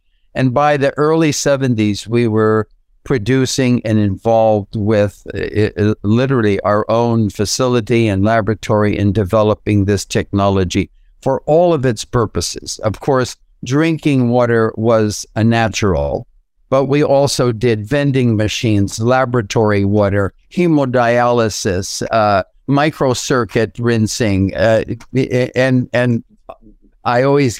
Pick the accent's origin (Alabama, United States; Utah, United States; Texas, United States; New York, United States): New York, United States; So now I was literally from New York to California, and that was part of going for the healthier lifestyle